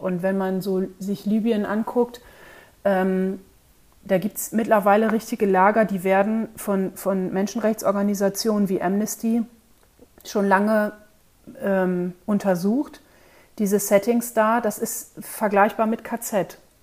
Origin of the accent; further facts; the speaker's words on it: North Sea coast, Germany; ich bin nun in, an der Nordseeküste aufgewachsen